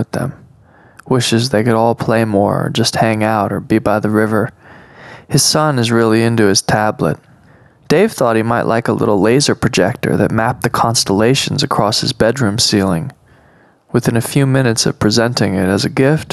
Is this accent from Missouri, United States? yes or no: no; Monterey, California, United States; now in Oregon, United States; I'm from Monterey